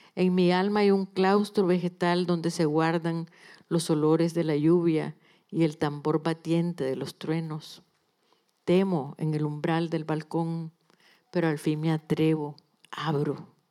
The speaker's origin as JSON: {"language": "Spanish", "country": "Nicaragua", "tie": "born or raised there", "also_born_or_lived": "Managua / Mexico", "moved": "as an adult", "lives_now": "Spain", "said": "soy nicaragüense y no me va a quitar ni Daniel Ortega ni nadie esa calidad, porque es mi vida, es mi país"}